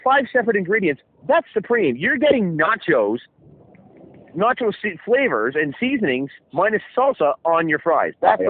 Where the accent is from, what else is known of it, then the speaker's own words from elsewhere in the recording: Canada; She's like, where are you from? I'm like, Canada.